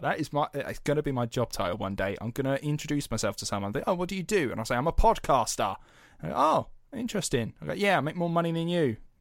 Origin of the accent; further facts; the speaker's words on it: United Kingdom; we're British taxpayers